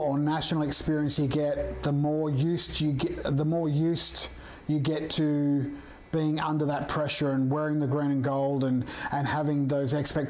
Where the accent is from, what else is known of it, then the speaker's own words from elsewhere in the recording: Perth, Western Australia, Australia; moved away as an adult; I too am from Perth originally, but we moved over here about 15 years, 20 years ago.